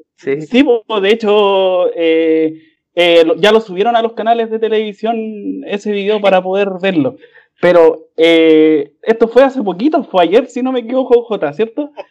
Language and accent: Spanish; Calama, Antofagasta, Chile; moved away; nosotros vivíamos en el norte, en Calama